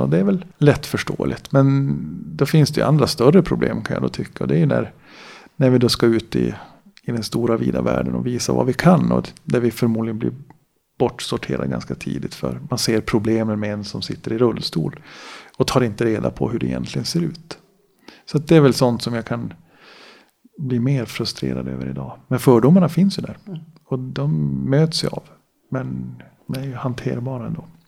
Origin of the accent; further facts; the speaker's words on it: Gällivare, Norrbotten County, Sweden; Född och uppvuxen då i Gällivare